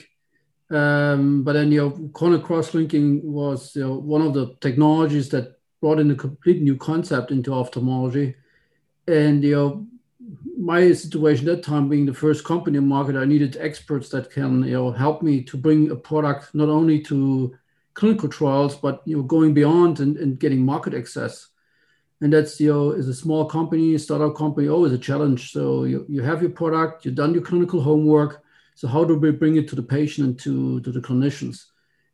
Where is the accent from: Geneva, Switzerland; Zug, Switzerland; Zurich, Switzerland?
Zug, Switzerland; I'm from Switzerland, Zug